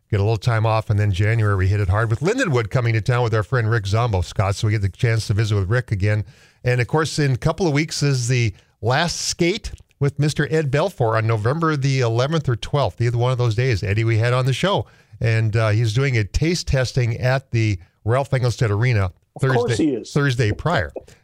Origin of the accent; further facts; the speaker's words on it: Canada; I'm Canadian.